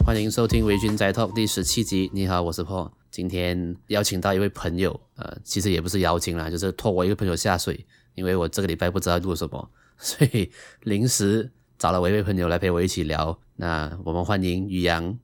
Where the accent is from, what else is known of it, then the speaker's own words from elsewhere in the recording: Malaysia; 同样是位马来西亚人